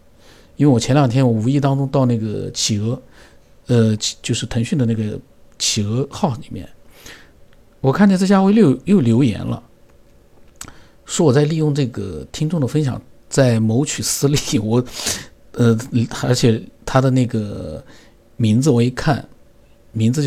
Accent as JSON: {"language": "Chinese", "region": "Sichuan", "country": "China", "said": "你从我的名字，你推到我是四川人"}